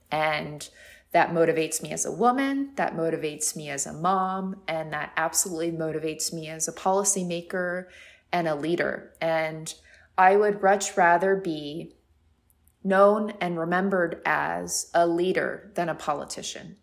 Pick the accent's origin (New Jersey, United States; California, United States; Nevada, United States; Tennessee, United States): California, United States; San Diego; now in New York, United States; I'm originally from San Diego, which is a, a, and a small coastal town